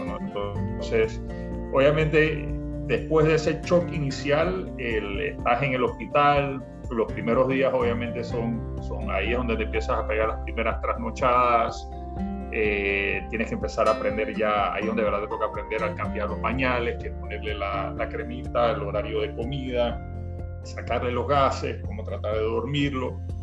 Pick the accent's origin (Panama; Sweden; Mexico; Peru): Panama; soy panameño